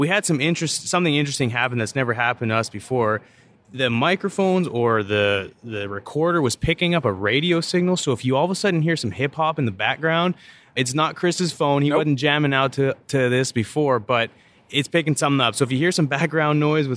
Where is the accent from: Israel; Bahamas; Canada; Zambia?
Canada; Calgary, Alberta; now in Houston, United States; I'm actually from Calgary, Alberta